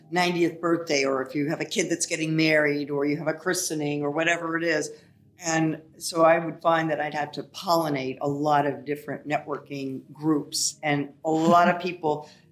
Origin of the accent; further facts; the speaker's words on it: Ohio, United States; also born or lived in New York; now in Florida, United States; I'm from Ohio. We have so much snow there